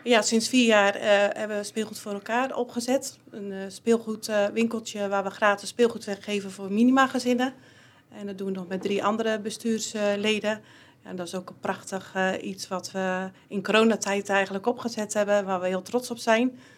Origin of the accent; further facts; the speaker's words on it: Dinteloord, North Brabant, Netherlands; geboren en getogen in Dinteloord